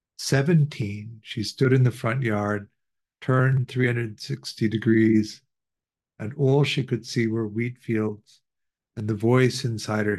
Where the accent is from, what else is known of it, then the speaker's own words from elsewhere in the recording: Chicago, Illinois, United States; We grew up in Chicago